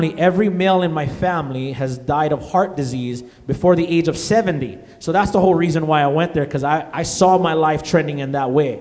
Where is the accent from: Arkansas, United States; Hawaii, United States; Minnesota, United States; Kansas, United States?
Hawaii, United States; moved away; I'm originally from Hawaii. And back home in Hawaii